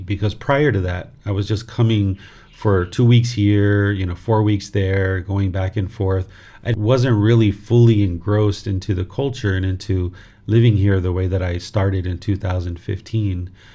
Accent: southern Maryland, United States; moved away as an adult; also born or lived in Washington, D.C.; now in Thailand; I was born in Washington, D.C., and I grew up in southern Maryland, which is in the United States of America.

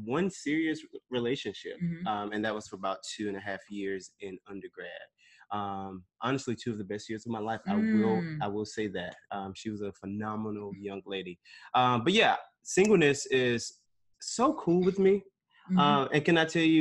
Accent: Snow Hill, North Carolina, United States; moved away as an adult; also born or lived in Stamford, Connecticut; now in New York, United States; I was born in Stamford, Connecticut, but lived and was raised in Greenville, North Carolina. Actually, not Greenville. Snow Hill, North Carolina

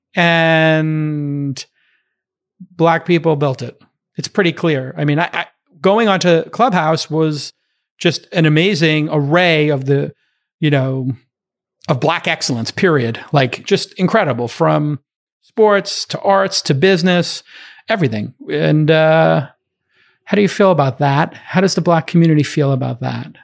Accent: New York City, New York, United States; I came from Brooklyn. My dad's a bartender. My mom's a nurse.

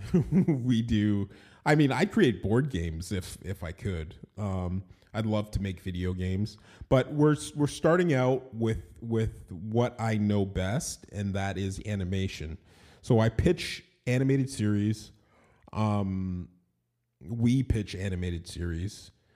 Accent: Toronto, Ontario, Canada; I was born in Toronto, Ontario, Canada. I'm Canadian

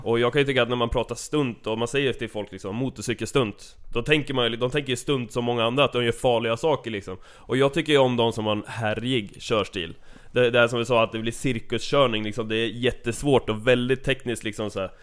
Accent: Sweden; vi är ju i Sverige, vi är svenskar

